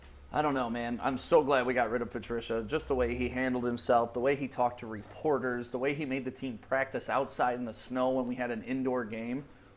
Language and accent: English; Detroit, Michigan, United States; also born or lived in Commerce Township, Michigan; I grew up in Detroit with the Bad Boys there